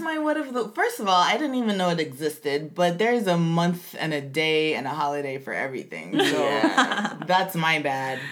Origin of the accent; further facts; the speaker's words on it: United States; being an American but being born to foreign parents, to Caribbean parents